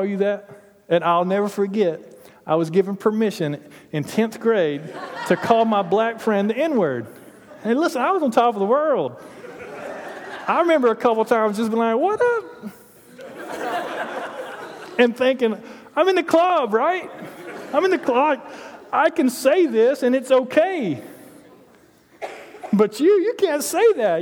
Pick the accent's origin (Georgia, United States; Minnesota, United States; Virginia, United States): Georgia, United States; Toccoa; I grew up in Toccoa, Georgia, in Stevens County Middle School.